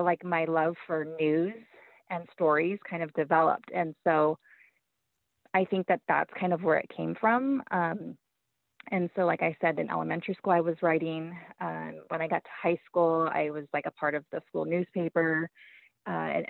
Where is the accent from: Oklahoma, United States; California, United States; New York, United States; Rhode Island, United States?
California, United States; Baldwin Park; I grew up in Baldwin Park, which is a city like outside of Los Angeles